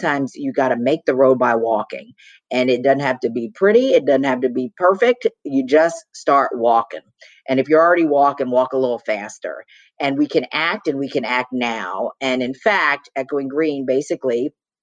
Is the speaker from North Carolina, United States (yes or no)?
no; Baltimore, Maryland, United States; Baltimore, where I was born and raised.